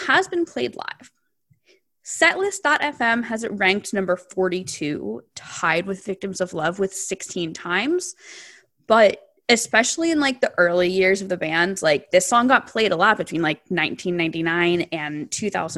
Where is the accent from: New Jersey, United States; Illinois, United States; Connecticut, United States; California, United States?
New Jersey, United States; moved away as an adult; I grew up in New Jersey and lived in New Jersey until recently.